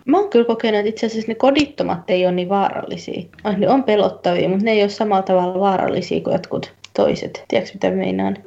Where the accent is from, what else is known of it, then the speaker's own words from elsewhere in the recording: Turku, Southwest Finland, Finland; now in England; mä nyt oon Turusta kotoisin